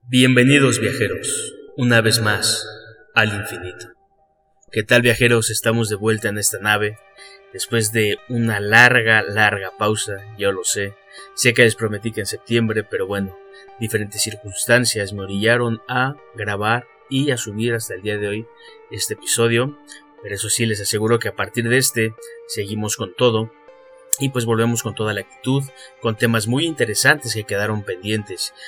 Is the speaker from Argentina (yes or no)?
no; Mexico; nosotros que somos de México